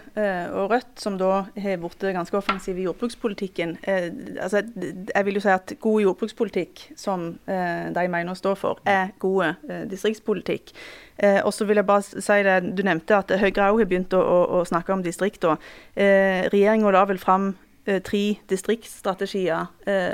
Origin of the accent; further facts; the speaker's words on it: Western Norway, Norway; tilhører jo iallfall jeg eh, en, en motkultur og en vestlandskultur